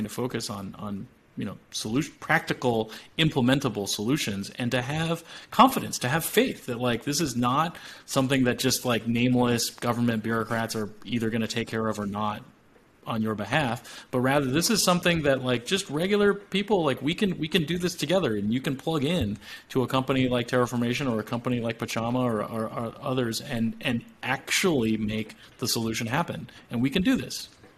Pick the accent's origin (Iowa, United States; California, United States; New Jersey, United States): California, United States; And like growing up in Silicon Valley, I think it's a tempting answer to say like, yeah, you should learn to code or learn to design things, right?